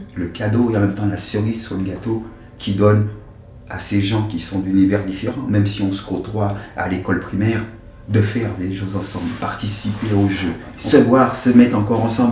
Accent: Martinique; also born or lived in Dugny, France; now in France; Je viens de la Martinique. Je pars de la Martinique en 1974 et j'arrive dans les périodes du mois de juin en France, dans une commune qui s'appelle Duny

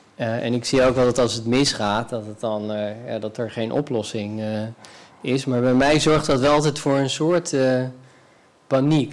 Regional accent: Northeast Groningen, Netherlands; moved away; also born or lived in Amsterdam / Haarlem; ik kom zelf uit Noordoost-Groningen

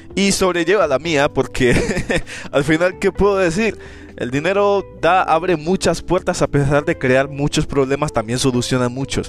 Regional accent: Colombia; moved away as an adult; now in Chile; soy de Colombia, pero vivo en Chile.

